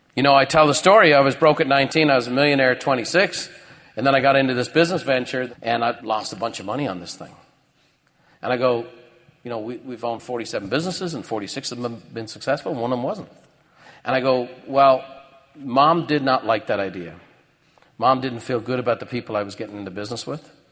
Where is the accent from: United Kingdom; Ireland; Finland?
Ireland; moved away; I grew up in Ireland.